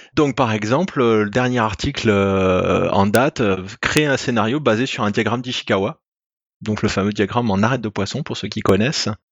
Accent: France; je suis français

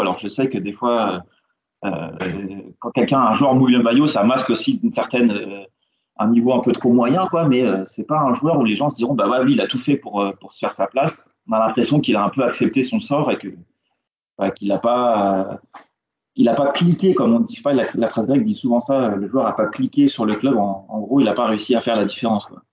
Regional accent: France; je suis français

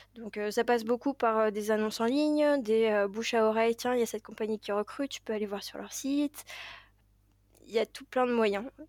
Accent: Paris, Île-de-France, France; j'ai grandi à Paris même

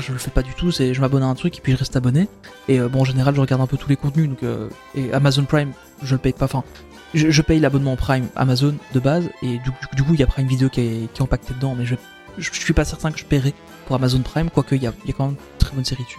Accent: Belgium; chez nous en Belgique

